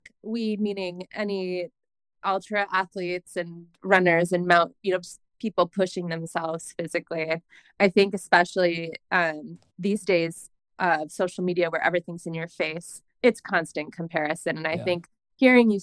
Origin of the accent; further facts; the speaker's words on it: New York, United States; moved away as an adult; now in Bend, United States; I'm from New York State